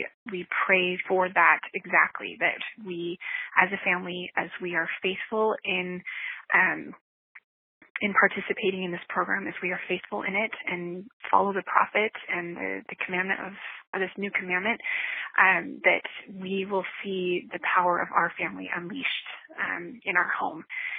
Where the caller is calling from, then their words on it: Nashville, Tennessee, United States; This is …. I'm calling from Nashville, Tennessee.